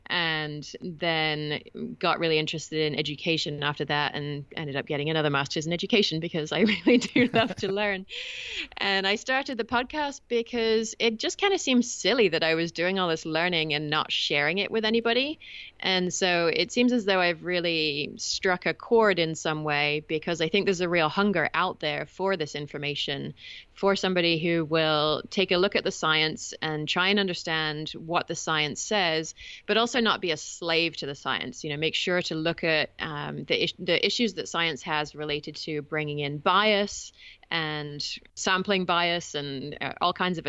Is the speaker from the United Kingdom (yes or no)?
yes; England, United Kingdom; now in California, United States; I should clarify right up front, because your English listeners are going to be curious about my accent, that I am English originally. Although I've been in the States for about 20 years now, and I understand that it has rubbed off a little bit